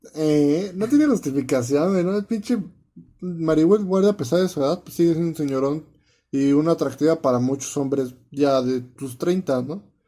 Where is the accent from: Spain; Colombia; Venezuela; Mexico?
Mexico